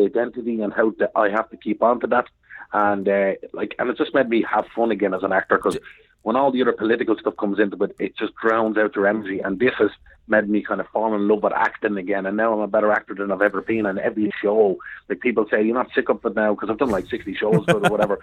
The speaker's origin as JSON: {"language": "English", "country": "Ireland", "said": "I'm not an Englishman. I'm an Irishman"}